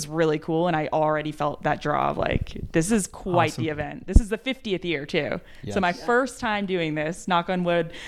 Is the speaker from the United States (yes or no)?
yes; New Hampshire, United States; moved away; I come from New Hampshire. Originally, I'm from New Hampshire